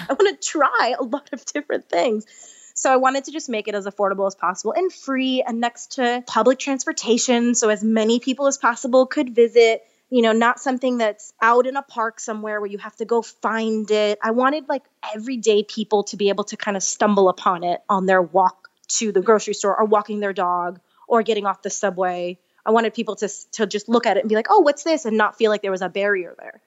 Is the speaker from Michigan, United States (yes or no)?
no; New York, United States; moved away; I'm from New York originally, and I had to go back to finish a couple credits at N Y U, and it was my first time back home as a vegan